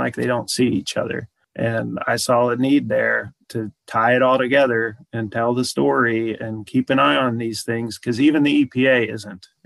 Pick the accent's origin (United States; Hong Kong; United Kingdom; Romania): United States; West Virginia; I was born an activist in West Virginia. I mean, my mom and grandmother fought a big high tension power line that went through our farm before I was even born. And I live on that farm now